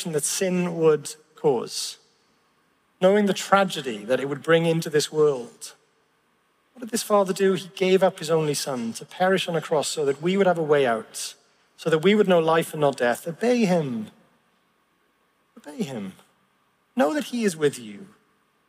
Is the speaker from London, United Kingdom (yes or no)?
no; Llanelli, Wales, United Kingdom; I grew up in Llanelli